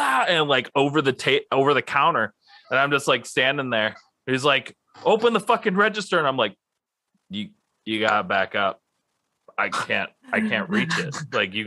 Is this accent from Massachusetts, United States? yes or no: no; Minnesota, United States; we're from Minnesota